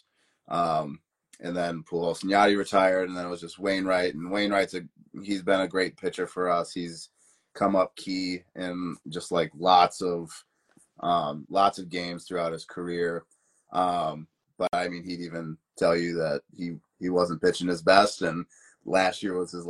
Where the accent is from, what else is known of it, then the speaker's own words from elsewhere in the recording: Wisconsin, United States; I'm actually from Wisconsin, so a couple states north